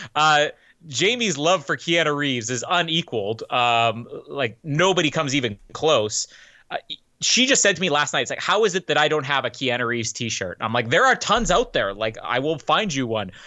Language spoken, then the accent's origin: English; Canada; as a Canadian